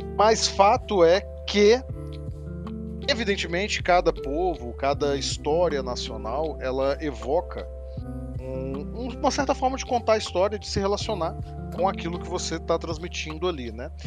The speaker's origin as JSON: {"language": "Portuguese", "region": "Minas Gerais", "country": "Brazil", "said": "nós, eu e Edvaldo somos aqui de Minas Gerais"}